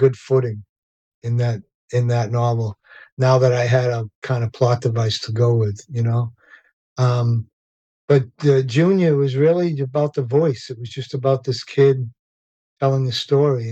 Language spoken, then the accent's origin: English; Revere, Massachusetts, United States; I grew up in Revere, Massachusetts